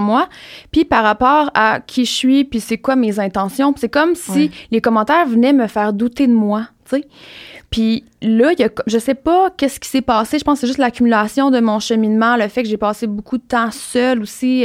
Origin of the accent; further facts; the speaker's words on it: Rimouski, Quebec, Canada; je viens de Rimouski